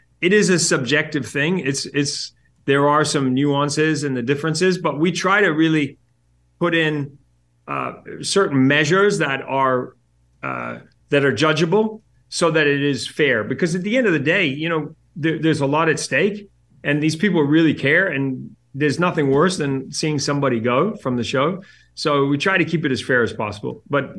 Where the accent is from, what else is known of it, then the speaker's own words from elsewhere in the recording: New Zealand; I'm originally from New Zealand.